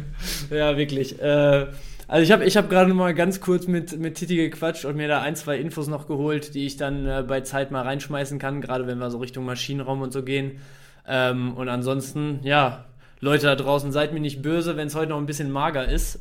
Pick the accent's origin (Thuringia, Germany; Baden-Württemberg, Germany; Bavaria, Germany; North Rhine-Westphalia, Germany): North Rhine-Westphalia, Germany; Bielefeld; also born or lived in Dortmund; Ich bin im Prinzip mein Leben lang schon hier